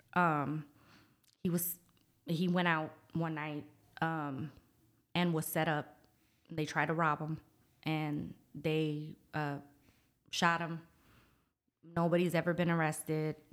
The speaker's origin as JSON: {"language": "English", "town": "Norfolk", "region": "Virginia", "country": "United States", "tie": "born or raised there", "moved": "as an adult", "lives_now": "San Antonio, United States", "said": "I was raised in Norfolk, Virginia"}